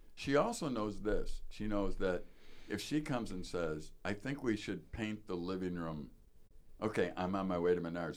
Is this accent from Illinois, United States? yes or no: yes; Chicago, Illinois, United States; now in Wisconsin, United States; I grew up in Chicago